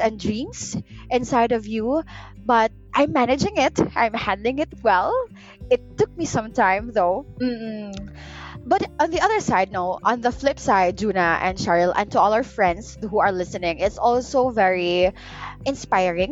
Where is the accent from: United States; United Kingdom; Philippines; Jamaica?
Philippines; Pagadian, Zamboanga Peninsula; now in Davao, Philippines; this is my hometown. This is where I grew up.